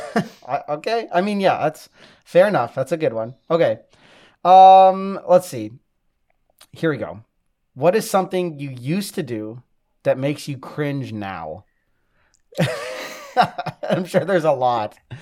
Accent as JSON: {"language": "English", "town": "Maple Grove", "region": "Minnesota", "country": "United States", "tie": "born or raised there", "said": "I grew up in Maple Grove, so I'm, I'm like a city slicker."}